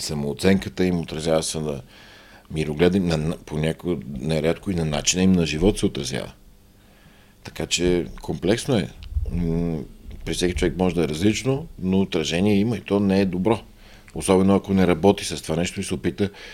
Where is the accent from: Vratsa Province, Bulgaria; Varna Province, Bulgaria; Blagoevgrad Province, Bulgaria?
Vratsa Province, Bulgaria; Byala Slatina; moved away; в моя роден град Бела Слатина